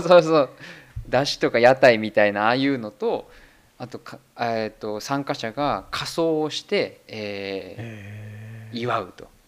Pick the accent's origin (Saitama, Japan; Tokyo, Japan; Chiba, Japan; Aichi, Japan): Saitama, Japan; moved away as an adult; now in Germany; 玉生まれ埼玉育ち